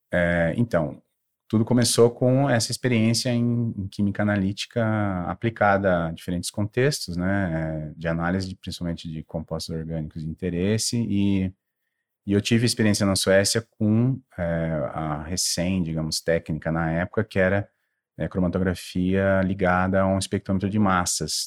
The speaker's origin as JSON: {"language": "Portuguese", "town": "Taubaté", "region": "São Paulo", "country": "Brazil", "moved": "yes", "said": "de onde eu vim, eu vim de Taubaté, no Vale do Paraíba"}